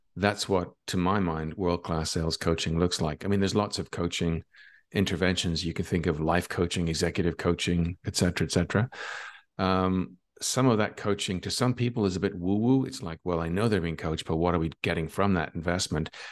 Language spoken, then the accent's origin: English; Ireland; now in Barcelona, Spain; I'm from Ireland, but I live in Barcelona in Spain.